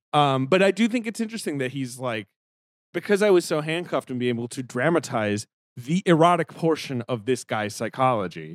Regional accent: England, United Kingdom; moved away; I grew up in England.

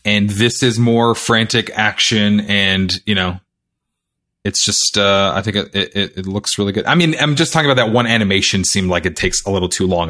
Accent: Canada; I'm Canadian

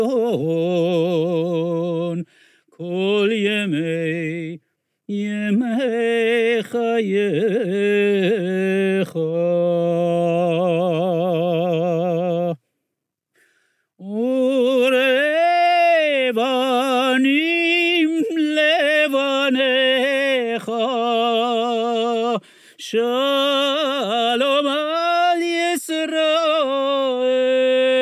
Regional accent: Iran; now in Florida, United States; I grew up in Iran

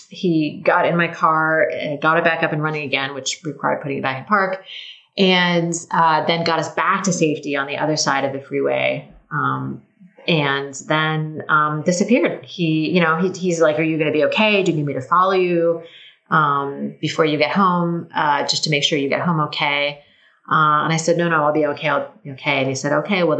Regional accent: Tacoma, Washington, United States; moved away; my hometown of Tacoma

